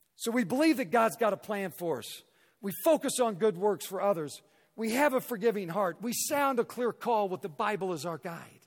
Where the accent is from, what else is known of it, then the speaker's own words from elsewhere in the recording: Raytown, Missouri, United States; now in Denver, United States; I grew up in Raytown, Missouri, a suburb of Kansas City